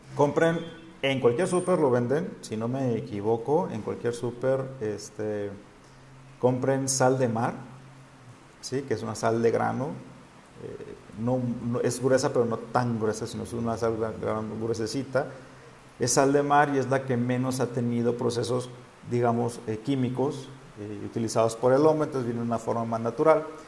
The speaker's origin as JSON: {"language": "Spanish", "region": "Sinaloa", "country": "Mexico", "moved": "yes", "lives_now": "Oaxaca, Mexico", "said": "yo como soy de Sinaloa no estoy acostumbrado a los temblores"}